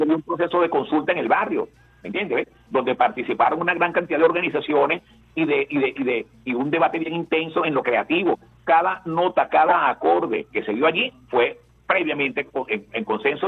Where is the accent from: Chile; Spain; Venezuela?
Venezuela; como venezolanos